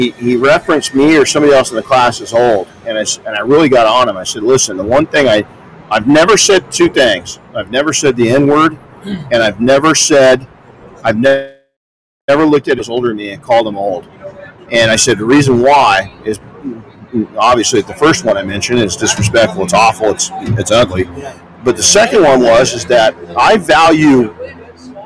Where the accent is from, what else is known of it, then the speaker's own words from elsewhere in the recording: Colton, California, United States; I grew up in Colton, California.